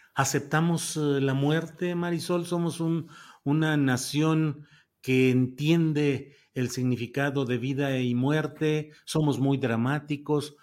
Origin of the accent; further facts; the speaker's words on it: Mexico; los mexicanos celebramos